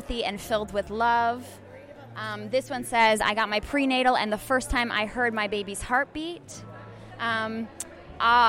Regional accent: Minneapolis, Minnesota, United States; I'm also from South Minneapolis

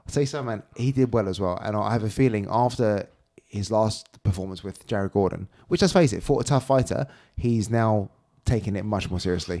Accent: United Kingdom; we're British

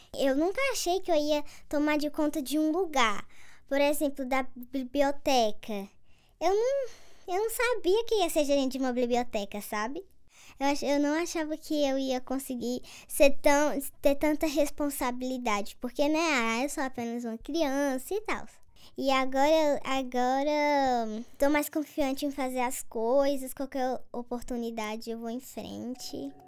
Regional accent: Nova Olinda, Ceará, Brazil; eu tenho 11 anos, sou aqui de Nova Olinda

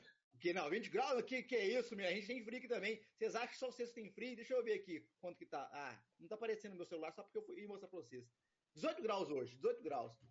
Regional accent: Itaúna, Minas Gerais, Brazil; now in Belo Horizonte, Brazil; a minha cidade de natal é Itaúna, é aqui pertinho

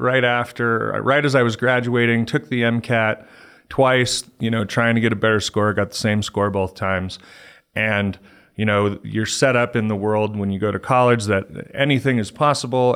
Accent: Littleton, Colorado, United States; also born or lived in California; I'm a Colorado native. I grew up in Littleton

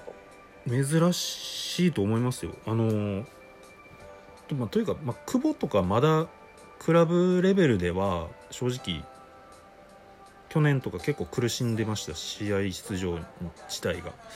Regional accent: Hyogo, Japan; 僕の地元兵庫

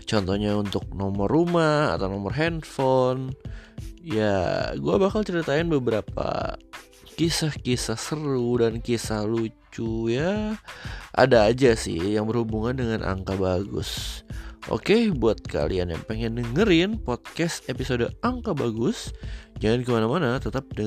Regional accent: Purbalingga, Central Java, Indonesia; Dan ini nomor juga rumah orang tua gue waktu kecil di Purbalingga.

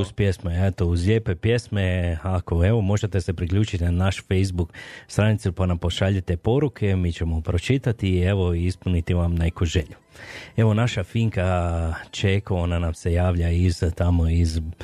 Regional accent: Slavonia, Croatia; now in Calgary, Canada; ja sam isto iz Slavonije, ja sam šokac

